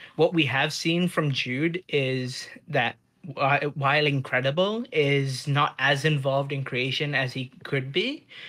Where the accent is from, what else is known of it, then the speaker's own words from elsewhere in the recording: India; now in Toronto, Canada; I'm from India and I'm sending this in from Toronto.